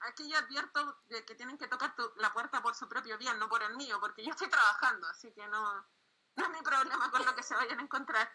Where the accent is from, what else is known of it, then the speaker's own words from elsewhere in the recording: Chile; soy de Chile